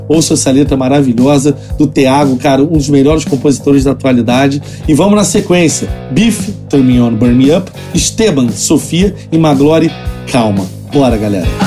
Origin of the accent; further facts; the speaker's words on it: Rio de Janeiro, Brazil; a gente é carioca